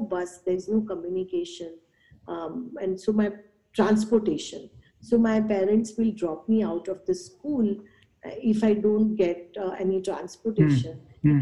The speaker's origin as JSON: {"language": "English", "town": "Mumbai", "region": "Maharashtra", "country": "India", "tie": "born or raised there", "said": "I was born and raised in Mumbai"}